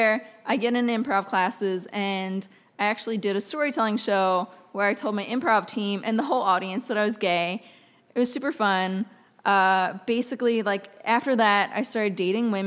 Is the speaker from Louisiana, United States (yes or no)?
no; West Chester, Pennsylvania, United States; moved away as an adult; also born or lived in Philadelphia, Pennsylvania; now in Los Angeles, United States; the town I grew up in Pennsylvania, it's Westchester, Pennsylvania